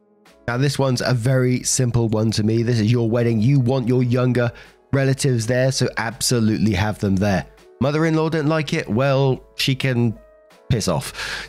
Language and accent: English; Colombia; I'm from Colombia. I grew up calling anyone that I was even remotely related to that was close to my age primo slash prima, cousin.